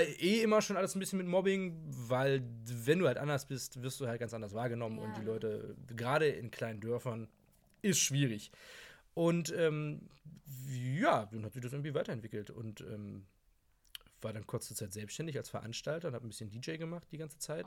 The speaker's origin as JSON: {"language": "German", "region": "Hamburg", "country": "Germany", "said": "ich bin 26 Jahre alt, komme aus Hamburg"}